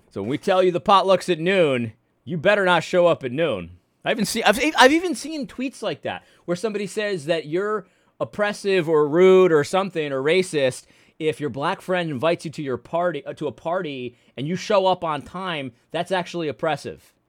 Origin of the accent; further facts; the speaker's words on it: United States; I'm an American